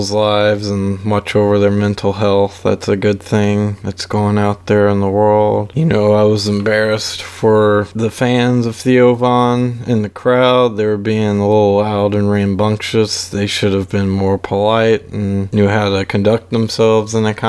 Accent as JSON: {"language": "English", "town": "Baton Rouge", "region": "Louisiana", "country": "United States", "tie": "born or raised there", "said": "Born and raised in, the Baton Rouge area of Louisiana. I grew up here."}